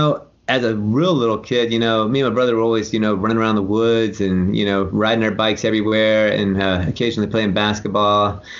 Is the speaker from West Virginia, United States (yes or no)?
yes; West Virginia, United States; also born or lived in Atlanta, Georgia, United States; No, I was born in Atlanta, Georgia, but I moved when I was 3 years old. So I don't remember Atlanta, and we kind of moved around a bit, but we settled in West By God, Virginia.